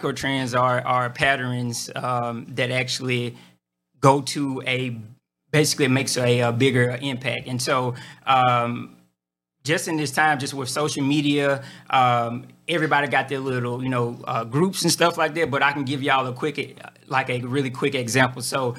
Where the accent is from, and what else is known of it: Mississippi, United States